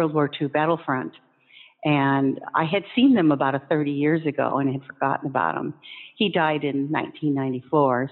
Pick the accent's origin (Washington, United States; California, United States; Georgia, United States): Washington, United States; Olympia; I was born and raised in Olympia